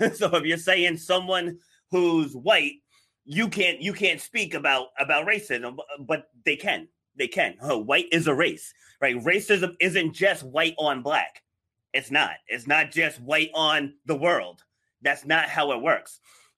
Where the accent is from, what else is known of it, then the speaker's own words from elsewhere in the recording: New York City, New York, United States; born there; So I was born in New York City. So, you know, my parents lived in the projects, but I was raised rural.